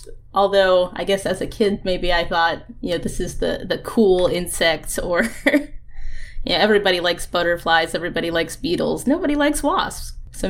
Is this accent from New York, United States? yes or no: no; Florida, United States; I grew up in Florida.